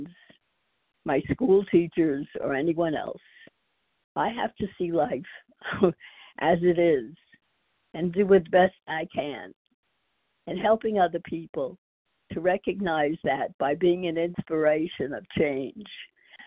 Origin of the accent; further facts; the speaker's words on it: New York, United States; now in Texas, United States; I'm from Texas now, originally from New York